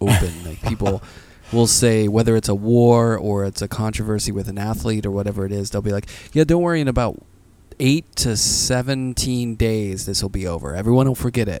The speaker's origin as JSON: {"language": "English", "town": "Pittsburgh", "region": "Pennsylvania", "country": "United States", "tie": "born or raised there", "moved": "yes", "said": "I grew up in Pittsburgh, like just outside the city"}